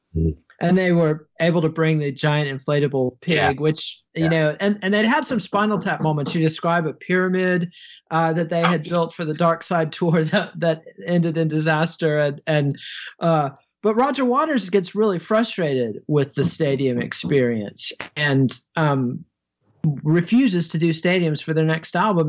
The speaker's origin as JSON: {"language": "English", "country": "United States", "said": "I as an American"}